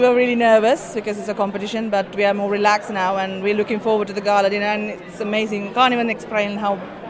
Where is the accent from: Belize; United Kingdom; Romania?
United Kingdom; England; even though we come from Asian families, because we grew up in England